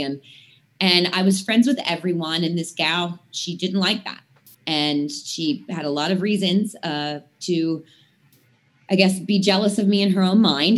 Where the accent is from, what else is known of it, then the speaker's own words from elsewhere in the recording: Latrobe, Pennsylvania, United States; the Latrobe Airport, which is my hometown